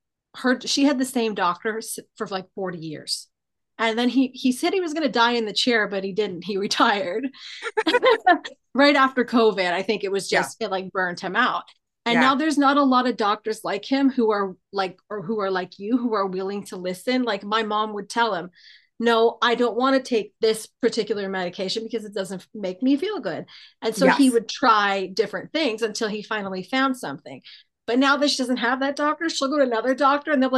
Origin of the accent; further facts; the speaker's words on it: Toronto, Ontario, Canada; where are you from? And I'm like, Toronto.